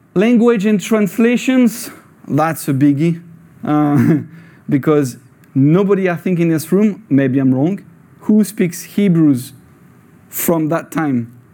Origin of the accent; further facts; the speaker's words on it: France; English is a second language; moved away as an adult; now in Scotland; I was born in France